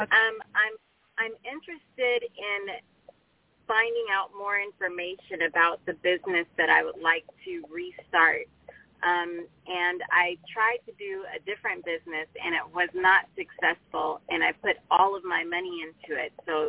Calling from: Los Angeles, California, United States; I'm calling from West Hills, California.

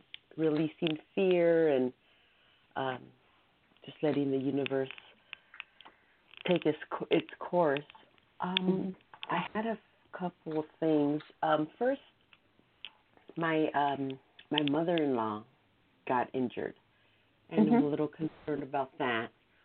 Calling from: California, United States; I am calling from California.

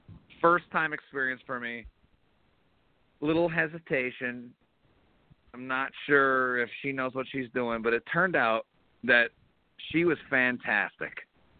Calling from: Philadelphia, Pennsylvania, United States; I'm calling from Philadelphia.

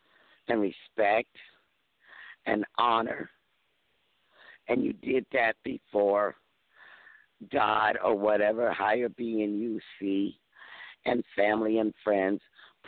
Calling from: Mississippi, United States; I'm calling from Mississippi. I'm in a different time zone

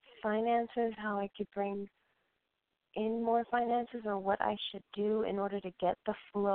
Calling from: Colorado, United States; I'm calling from Colorado.

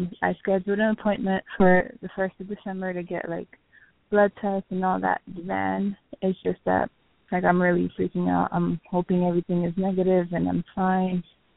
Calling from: Miami, Florida, United States; I'm calling from Miami.

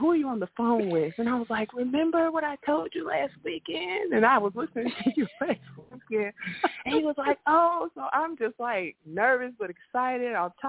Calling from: Chicago, Illinois, United States; I'm calling from Chicago.

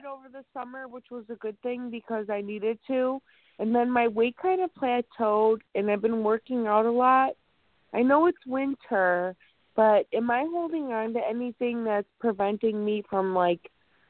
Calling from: Chicago, Illinois, United States; Hi, Reverend James. … from Chicago. Thank you for taking my call.

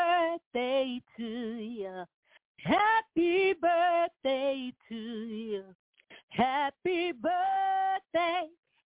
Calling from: Salisbury, North Carolina, United States; I'm calling from Salisbury, North Carolina

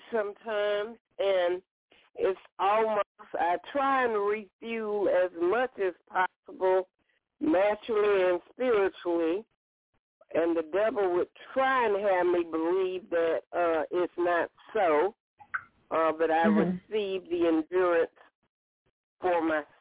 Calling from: Alabama, United States; from Alabama.

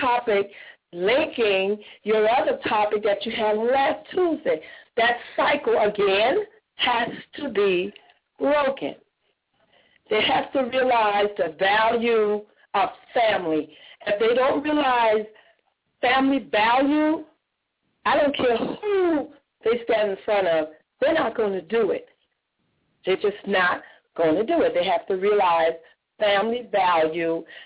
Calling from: Jacksonville, Florida, United States; I'm calling from Jacksonville

